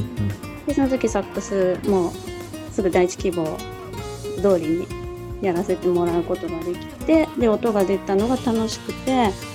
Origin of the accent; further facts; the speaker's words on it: Kagoshima, Japan; moved away as an adult; now in Tokyo, Japan; 鹿児島出身なんですけれども